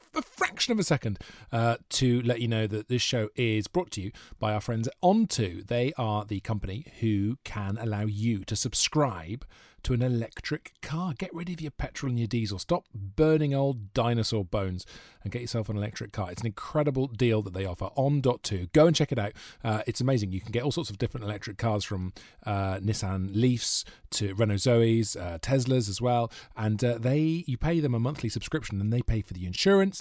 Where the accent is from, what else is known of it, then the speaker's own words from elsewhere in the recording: South Wales, United Kingdom; growing up in South Wales, living with my mum